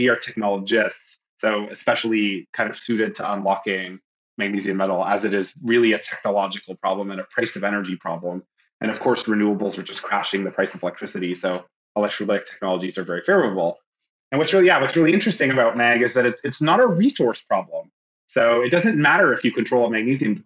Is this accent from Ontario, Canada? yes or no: yes; near Toronto, Ontario, Canada; moved away as an adult; also born or lived in Montreal, Canada / Illinois, United States; now in California, United States; I'm from Canada, originally from near Toronto